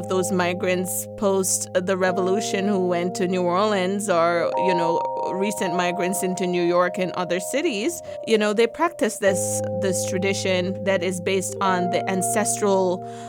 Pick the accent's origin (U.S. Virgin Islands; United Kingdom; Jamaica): Jamaica; I'm from Jamaica, so we have Obia